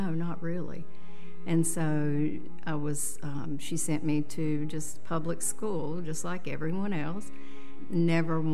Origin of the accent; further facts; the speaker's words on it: Stony Point, North Carolina, United States; I grew up in Stony Point, North Carolina, which is a very small town on the other side of Statesville